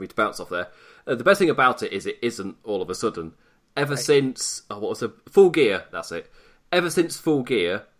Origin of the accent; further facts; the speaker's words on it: England, United Kingdom; I'm English